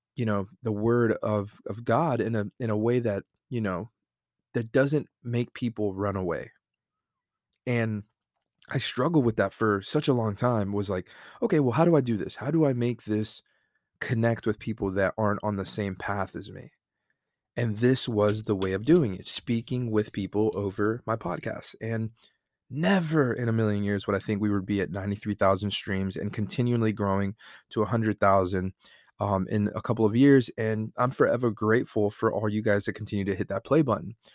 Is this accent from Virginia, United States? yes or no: no; Fayetteville, North Carolina, United States; I'm a guy from Fayetteville, North Carolina that played high school football from a small town